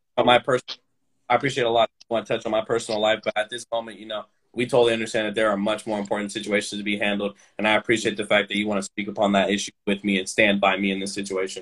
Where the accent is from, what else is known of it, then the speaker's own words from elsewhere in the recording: Sacramento, California, United States; now in Roseville, United States; I was born and raised in Sacramento, California, specifically the Antelope North Highlands area. Um, I, am a resident in Roseville, California